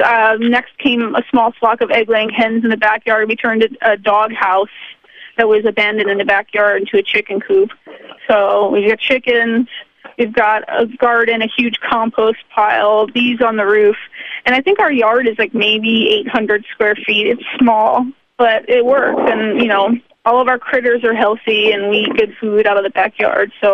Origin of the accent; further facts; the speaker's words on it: Baltimore, Maryland, United States; moved away as an adult; now in New York City, United States; I left Baltimore, which is a city that I love very much.